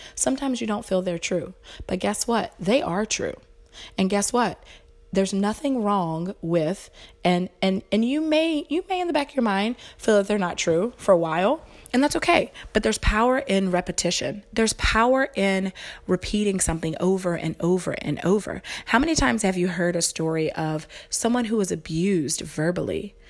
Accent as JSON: {"language": "English", "region": "the South", "country": "United States", "tie": "born or raised there", "said": "I was raised in the South, so super, you know, Bible Belt, religious"}